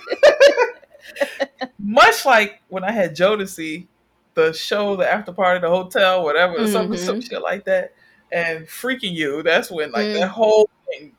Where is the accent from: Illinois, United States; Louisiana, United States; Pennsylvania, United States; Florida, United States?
Florida, United States; Miami; I'm from Miami